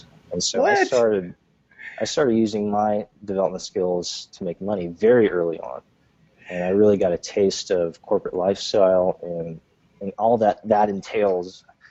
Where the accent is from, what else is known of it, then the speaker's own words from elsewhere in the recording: New Jersey, United States; I grew up in Jersey.